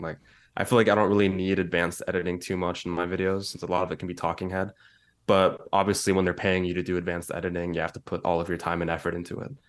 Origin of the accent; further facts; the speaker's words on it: San Francisco Bay Area, California, United States; also born or lived in East Bay / San Diego; my entire life. So I grew up mainly in the Bay Area, the San Francisco Bay Area.